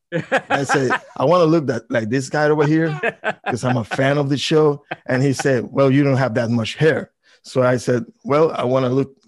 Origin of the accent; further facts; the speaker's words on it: Puerto Rico; also born or lived in New York; most of my life I spent right over there on the island in Puerto Rico